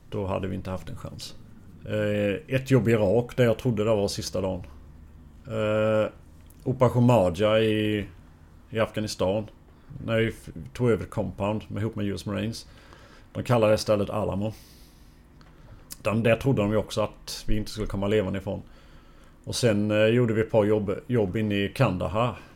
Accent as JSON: {"language": "Swedish", "country": "Bosnia & Herzegovina", "moved": "yes", "lives_now": "Sweden", "said": "När vi kom från Bosnien så hade vi en psykolog."}